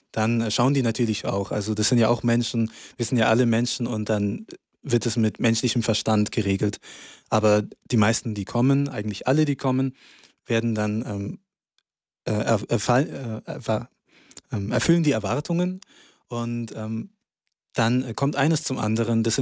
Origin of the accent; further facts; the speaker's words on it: Hyderabad, Telangana, India; ich komme aus Hyderabad.